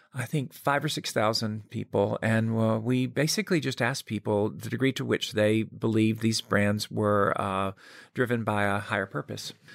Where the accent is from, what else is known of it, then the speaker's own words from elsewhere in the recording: Birmingham, Alabama, United States; I grew up in Birmingham, Alabama